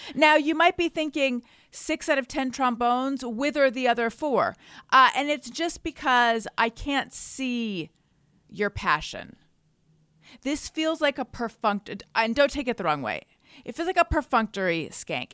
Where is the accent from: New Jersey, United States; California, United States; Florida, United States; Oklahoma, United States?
California, United States; Orange County; I'm from Orange County